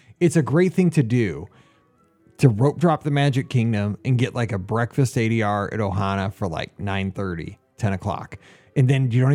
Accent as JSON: {"language": "English", "region": "Missouri", "country": "United States", "said": "I'm from Missouri"}